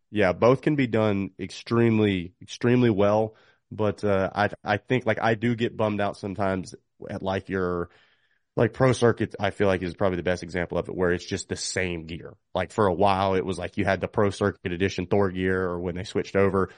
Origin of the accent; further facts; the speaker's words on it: North Carolina, United States; North Carolina, not to just you know, say it because it's my home state